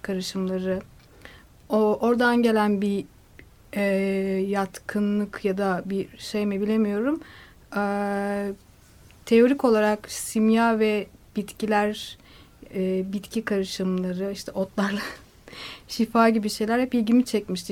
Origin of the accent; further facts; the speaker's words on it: Black Sea Region, Turkey; moved away; ben e, Karadeniz'de dünyaya geldim ve küçük yani belli bir yaşa kadar orada kaldım.